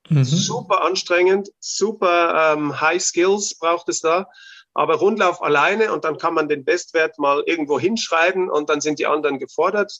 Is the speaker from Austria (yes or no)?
yes; Austria; bei uns in Österreich